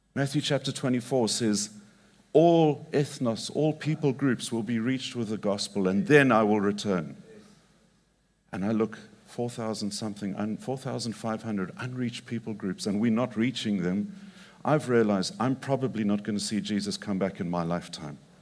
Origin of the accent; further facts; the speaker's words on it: Zimbabwe; moved away; also born or lived in Mongolia; I grew up in Zimbabwe and I grew up on a cattle ranch